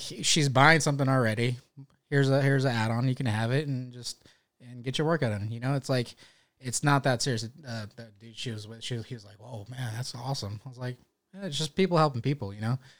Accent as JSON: {"language": "English", "town": "Stockton", "region": "California", "country": "United States", "moved": "as an adult", "lives_now": "North Carolina, United States", "said": "I'm from Northern California, Stockton."}